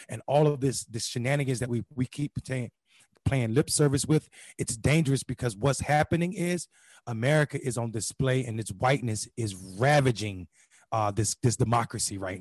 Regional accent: Eastern North Carolina, United States; growing up in Eastern North Carolina, extremely poor

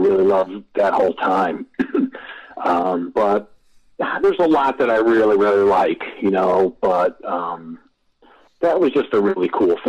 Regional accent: Connecticut, United States; I was a kid from Connecticut

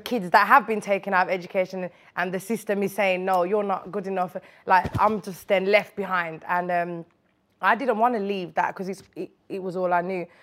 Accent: Birmingham, West Midlands, United Kingdom; moved away as an adult; now in London, United Kingdom; I grew up in Winston Green in Birmingham

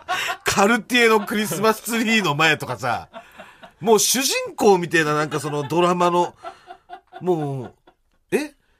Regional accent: Chiba, Japan; 俺の地元の千葉

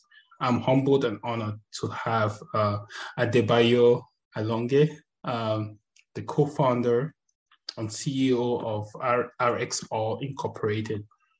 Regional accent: Cameroon; You know, I'm close to Nigeria. I'm from Cameroon, so I went to high school most Nigerians

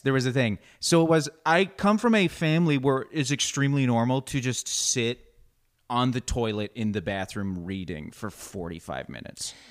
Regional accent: Canada; moved away; growing up in Canada

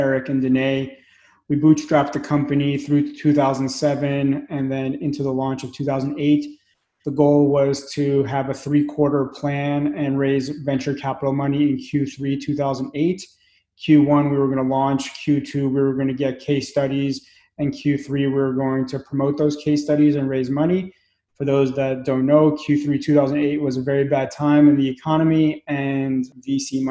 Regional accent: New York City, New York, United States; moved away; also born or lived in Belarus / Pennsylvania; I was born in Belarus, grew up in Brooklyn, and we moved to Pennsylvania.

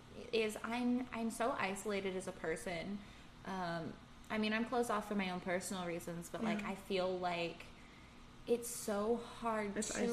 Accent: San Diego, California, United States; now in Las Vegas, United States; I'm from San Diego

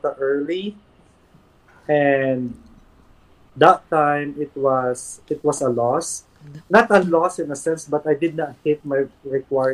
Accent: Philippines; moved away as an adult; also born or lived in Manila / Los Angeles / New York City; now in United States; I went home for the very first time to the Philippines. Very emotional trip kasi 8 years kasi US without coming home

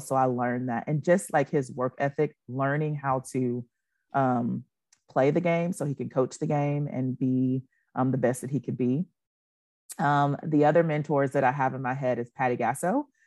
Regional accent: Nacogdoches, Texas, United States; I grew up, born and raised in Nacogdoches, Texas

